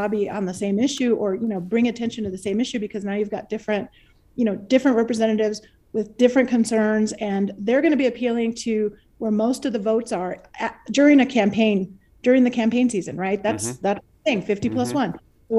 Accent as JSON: {"language": "English", "town": "Deming", "region": "New Mexico", "country": "United States", "moved": "yes", "lives_now": "Albuquerque, United States", "said": "I live in Albuquerque, I live on the west side, I live in an urban area. But I am a rural girl at heart. I'm from Deming."}